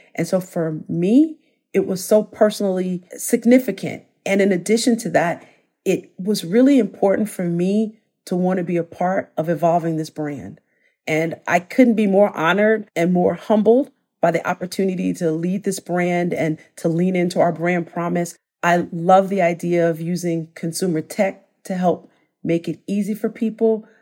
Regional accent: Chicago, Illinois, United States; moved away; I'm from Chicago originally

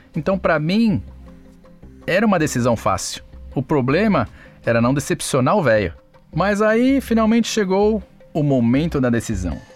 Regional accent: Santo André, São Paulo, Brazil; Lá onde eu nasci mesmo, em Santo André

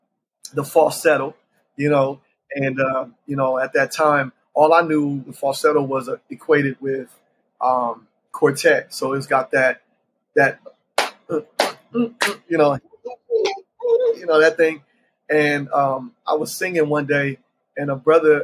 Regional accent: Columbus, Ohio, United States; now in Charlotte, United States; Born and raised in Columbus, Ohio. Currently, I reside in Charlotte, North Carolina, but I was born and raised in Columbus, Ohio

